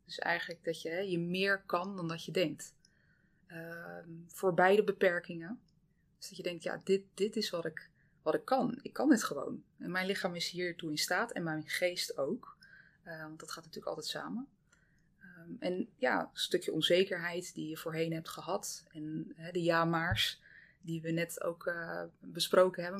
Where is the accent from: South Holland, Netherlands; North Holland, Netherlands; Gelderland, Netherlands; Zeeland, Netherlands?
Zeeland, Netherlands; ik kom uit Zeeland. Eh, dus ik ben eigenlijk echt heel Zeeuws opgevoed. Heel blij om dat ik ook in het dorp ben opgevoed